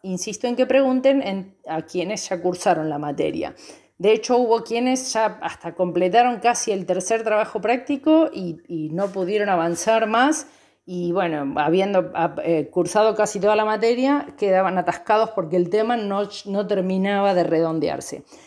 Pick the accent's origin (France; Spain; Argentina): Argentina; Banfield, Buenos Aires Province; also born or lived in Chubut; now in Santa Rosa, Argentina; soy oriunda de Banfield, provincia de Buenos Aires